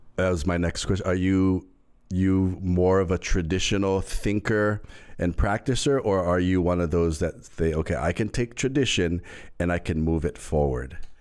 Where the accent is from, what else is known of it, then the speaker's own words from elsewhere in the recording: Hawaii, United States; I'm Hawaiian